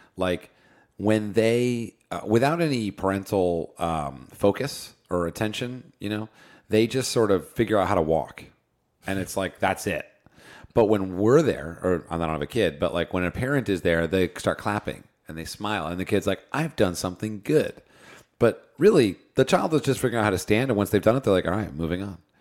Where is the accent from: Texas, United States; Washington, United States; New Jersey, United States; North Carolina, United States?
New Jersey, United States; now in Los Angeles, United States; I grew up in New Jersey on the East Coast